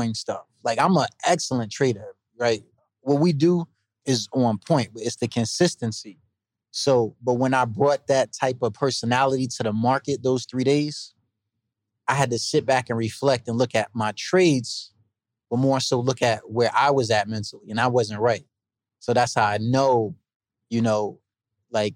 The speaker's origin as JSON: {"language": "English", "town": "East Orange", "region": "New Jersey", "country": "United States", "said": "I'm from East Orange, New Jersey"}